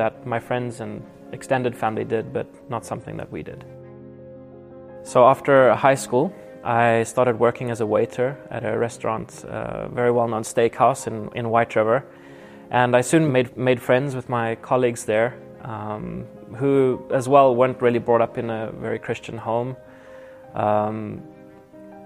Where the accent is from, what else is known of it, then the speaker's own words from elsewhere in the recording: Nelspruit, Mpumalanga, South Africa; I was born in South Africa in the town of Nelspruit, close to the Kruger National Park